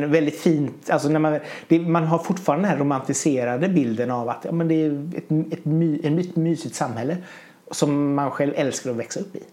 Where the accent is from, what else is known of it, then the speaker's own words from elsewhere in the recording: Hunnebostrand, Västra Götaland, Sweden; jag kommer från Hundbostrand